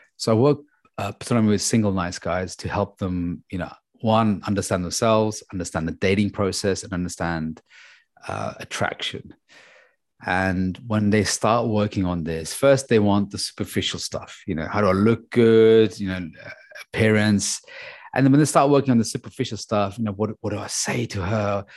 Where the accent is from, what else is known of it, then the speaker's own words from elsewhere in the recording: London, United Kingdom; we're from London